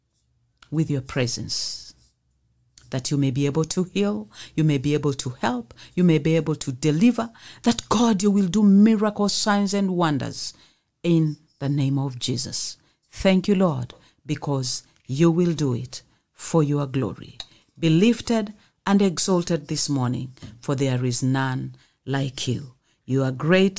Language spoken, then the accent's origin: English; Mombasa, Mombasa County, Kenya; I come from here, Mombasa.